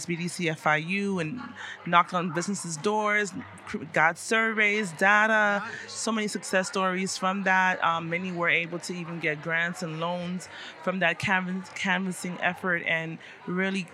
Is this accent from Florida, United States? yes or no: yes; South Florida, United States; also born or lived in Paris, France; I was raised here in South Florida. I'm of Haitian descent, born in Paris, France